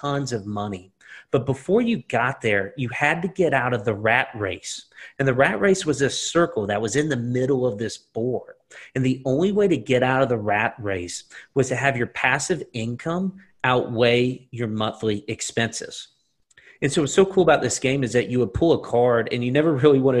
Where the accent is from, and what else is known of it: Lake Oconee area, Georgia, United States; born or raised there; also born or lived in Atlanta, Georgia